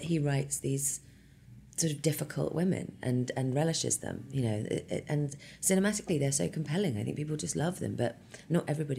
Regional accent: England, United Kingdom; now in United States; But you know, I grew up in England, I've seen, by the time I was making Emma, I'd probably seen at least eight Hamlets.

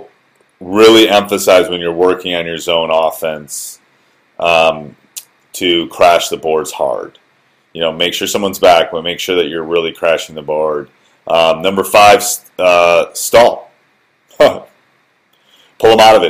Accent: Wisconsin, United States; I grew up in Wisconsin.

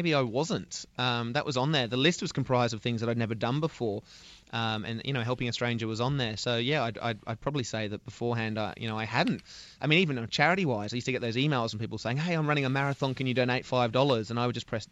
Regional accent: Sydney, New South Wales, Australia; I'm from Sydney, so I ended up in Melbourne, a different city

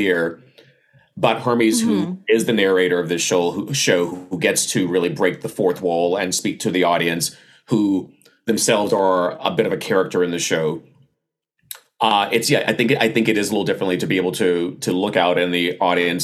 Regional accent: the South, United States; I was raised in the South

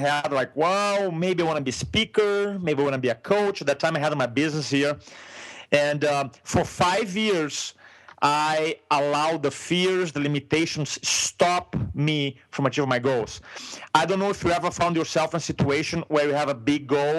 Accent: Brazil; first language Portuguese; English is a second language; moved away as an adult; now in San Diego, United States; I'm from Brazil. In a moment, you're going to realize with my accent

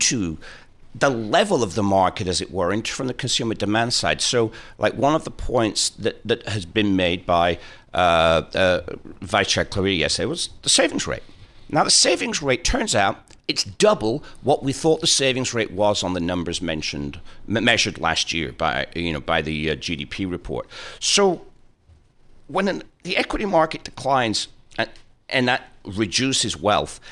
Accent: Preston, North West England, United Kingdom; It's my hometown

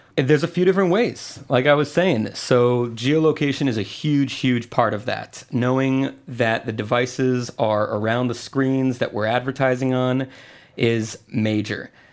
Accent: Puerto Rico; moved away as an adult; also born or lived in Tampa / New York; now in Atlanta, United States; originally, I'm from Puerto Rico, and I left when I was eighteen

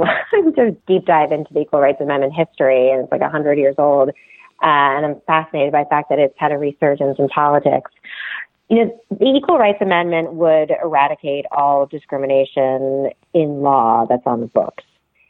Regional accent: Canada; I grew up steeped in American politics, even though I grew up in Canada because my dad's a political scientist and he taught American government at McGill.

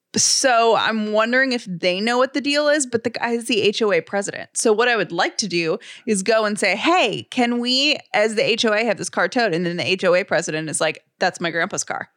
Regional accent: Atlanta, Georgia, United States; now in Sandy Springs, United States; I grew up in the city of Atlanta

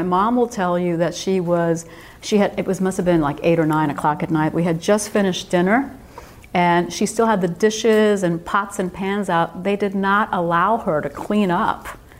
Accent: New Jersey, United States; born or raised there; English is a second language; also born or lived in Cuba / Minnesota

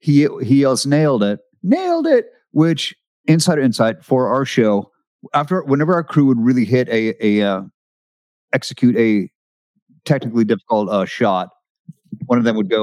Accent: Seattle, Washington, United States; moved away; And Medicine Ball shot in Seattle. My hometown.

